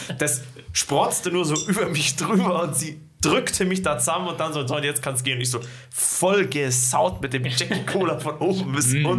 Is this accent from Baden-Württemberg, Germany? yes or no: no; Ismaning, Bavaria, Germany; now in Bad Aibling, Germany; meinem Heimatort